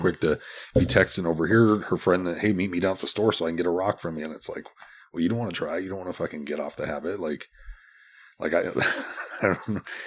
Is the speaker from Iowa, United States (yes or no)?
yes; Des Moines, Iowa, United States; also born or lived in Omaha; Born and raised in Des Moines